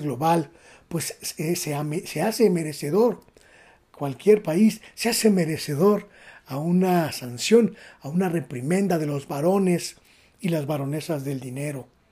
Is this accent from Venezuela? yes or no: no; Mexico; es una obligación como mexicanos